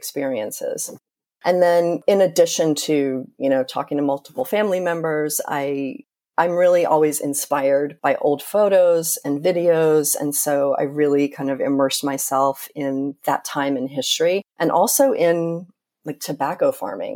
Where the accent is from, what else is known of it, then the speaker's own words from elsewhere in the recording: North Carolina, United States; I grew up in North Carolina and spent a lot of time in Winston-Salem